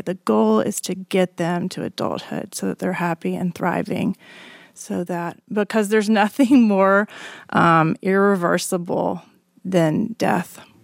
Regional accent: Alabama, United States; now in Austin, United States; I grew up in Alabama in a conservative evangelical family

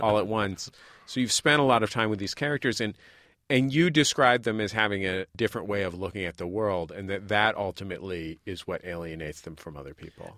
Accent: San Francisco, California, United States; I'm from San Francisco

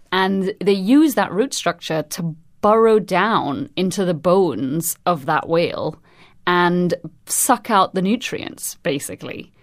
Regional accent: Trinidad & Tobago; moved away; I'm originally from Trinidad and Tobago

